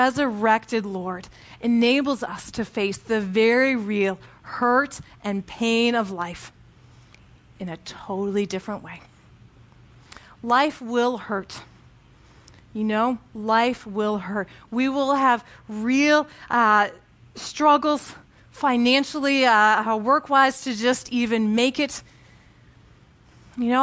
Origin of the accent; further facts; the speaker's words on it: Connecticut, United States; I joined this church in, my hometown in Connecticut